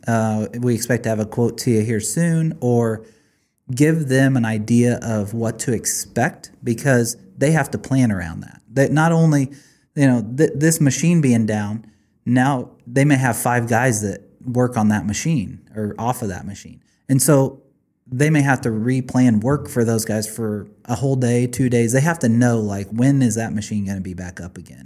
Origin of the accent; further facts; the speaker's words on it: Blue Springs, Missouri, United States; also born or lived in Grain Valley, Missouri; Blue Springs, Missouri